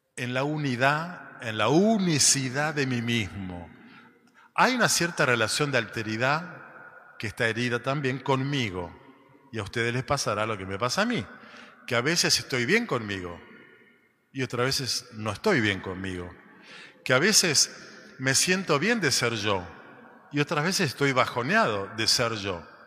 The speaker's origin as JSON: {"language": "Spanish", "country": "Argentina", "said": "somos de la Argentina"}